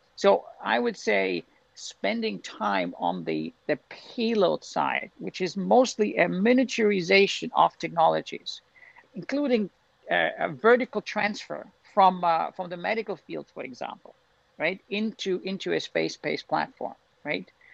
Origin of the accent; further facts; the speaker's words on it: Austria; moved away; also born or lived in Glasgow; in Austria we say there is no bad weather, there's just bad clothing